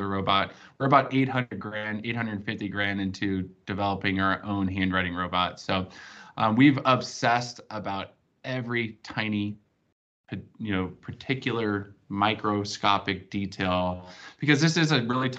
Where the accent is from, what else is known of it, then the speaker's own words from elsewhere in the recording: California, United States; also born or lived in Arizona; I grew up like in California